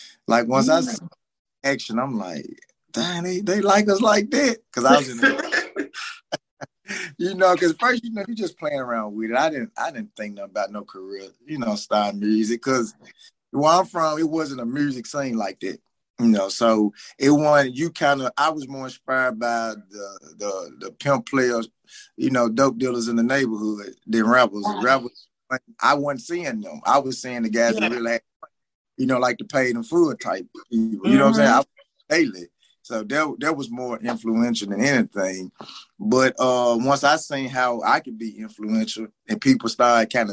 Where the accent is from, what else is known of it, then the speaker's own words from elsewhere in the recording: Memphis, Tennessee, United States; I'm from Memphis, Tennessee. North Memphis to be exact